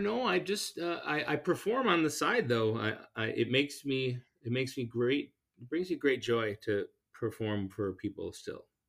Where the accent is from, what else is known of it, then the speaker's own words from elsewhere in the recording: La Crosse, Wisconsin, United States; I hail from La Crosse, Wisconsin